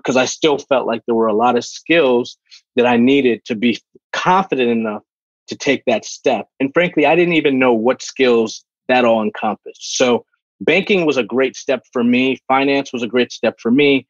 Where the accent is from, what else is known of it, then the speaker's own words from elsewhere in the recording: New Rochelle, New York, United States; also born or lived in Bronx, New York; I was born in the Bronx, grew up in Westchester County in a city called New Rochelle, New Rock City